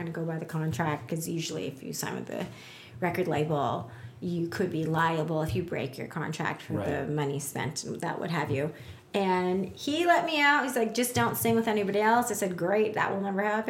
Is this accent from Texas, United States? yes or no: yes; Texas, United States; I'm from Texas